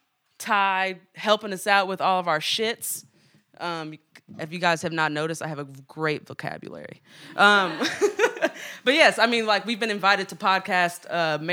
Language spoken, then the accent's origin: English; Oakland, California, United States; I'm from the West Coast because I am